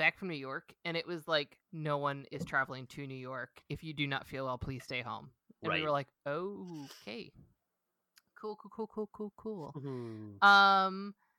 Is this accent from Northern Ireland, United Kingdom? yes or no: no; Scotland, United Kingdom; We're Scottish.